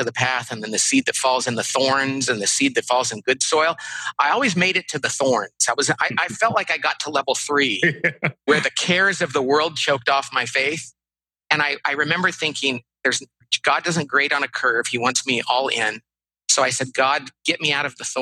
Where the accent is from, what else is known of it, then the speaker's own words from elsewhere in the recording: Bakersfield, California, United States; moved away; I grew up in Central California in a town called Bakersfield